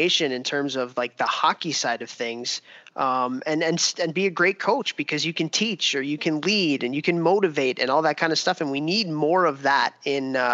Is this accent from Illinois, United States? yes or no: yes; Buffalo Grove, Illinois, United States; my hometown in Buffalo Grove, Illinois